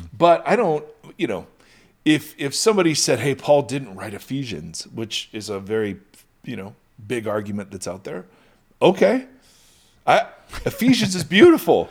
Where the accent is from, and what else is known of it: United States